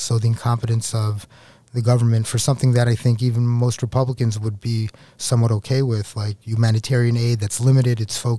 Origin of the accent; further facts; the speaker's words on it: New York City, New York, United States; Yeah, so I grew up in Queens, New York. I lived in New York City, the New York State, my whole life.